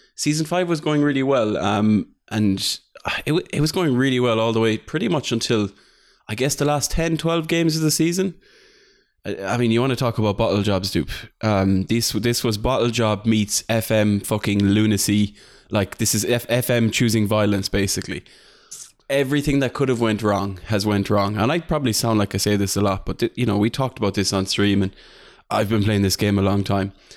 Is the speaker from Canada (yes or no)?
no; Ireland; I'm, I'm the Irish chief